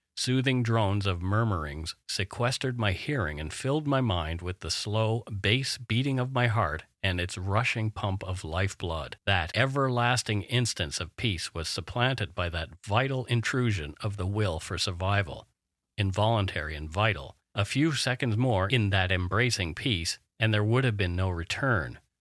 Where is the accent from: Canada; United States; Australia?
Canada; We are ordinary Canadian schmucks